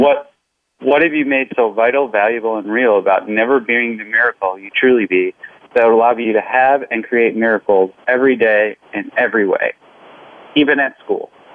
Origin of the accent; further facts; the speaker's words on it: Midwest, United States; I'm from the Midwest